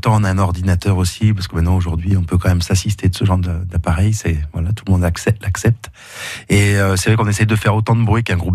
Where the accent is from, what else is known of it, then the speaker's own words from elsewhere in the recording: Drôme, Auvergne-Rhône-Alpes, France; Oui, la région de Rome, sud de Rome.